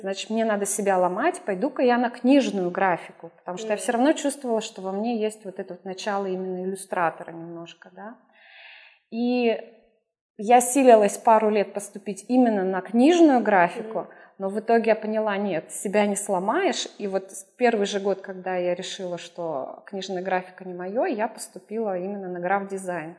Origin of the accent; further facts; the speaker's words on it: Urals, Russia; moved away as an adult; also born or lived in Perm / Saint Petersburg; now in Brazil; я сама, а, с Урала